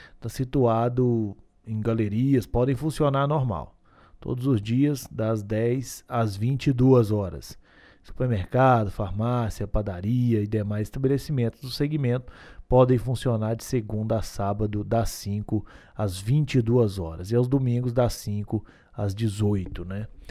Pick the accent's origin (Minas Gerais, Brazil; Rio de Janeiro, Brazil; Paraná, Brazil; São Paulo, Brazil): Minas Gerais, Brazil; Gurinhatã; Eu que sou do Guniatã, nascido e criado, não consigo viver nesse frio